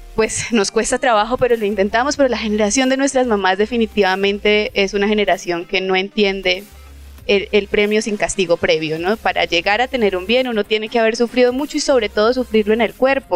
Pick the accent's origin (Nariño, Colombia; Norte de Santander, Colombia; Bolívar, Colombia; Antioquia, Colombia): Norte de Santander, Colombia; Cúcuta; also born or lived in Cartagena; yo soy de Cúcuta